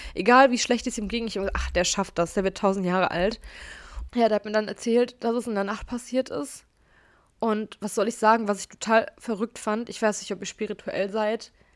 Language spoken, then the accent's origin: German; Gelsenkirchen, North Rhine-Westphalia, Germany; ich hatte als kleines Kind immer eine Dauerkarte für die Zoom-Erlebniswelt, ehemals Ruhrzoo, falls ihr den kennt, hier bei uns in Gelsenkirchen